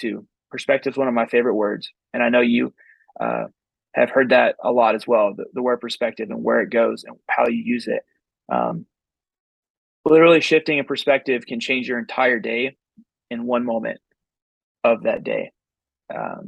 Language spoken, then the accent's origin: English; Texas, United States; I'm from Texas